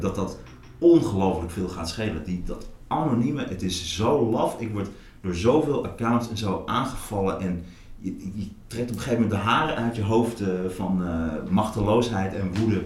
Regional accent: Hattem, Gelderland, Netherlands; also born or lived in Zwolle; now in Amsterdam, Netherlands; Ik ben geboren in Zwolle. Ik ben opgegroeid in Hattem, dat ligt ernaast. Eh, ik ben op een gegeven moment naar Amsterdam eh, verhuisd.

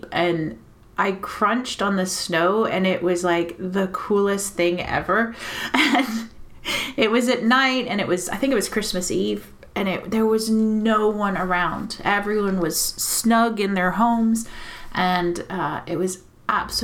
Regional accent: Texas, United States; moved away; I'm also from Texas

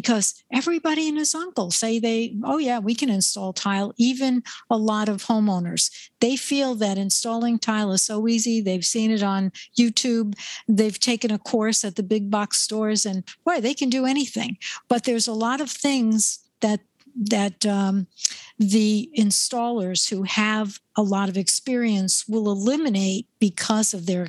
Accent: New York, United States; I'm from New York.

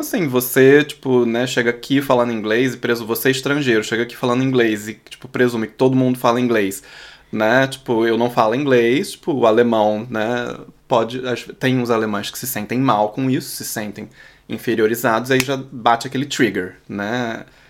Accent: Brazil; first language Portuguese; moved away as an adult; now in Berlin, Germany; eu, como brasileiro

